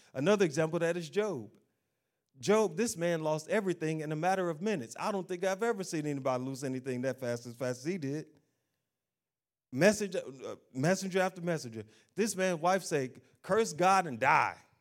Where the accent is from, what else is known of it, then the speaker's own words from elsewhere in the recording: United States; I'm an American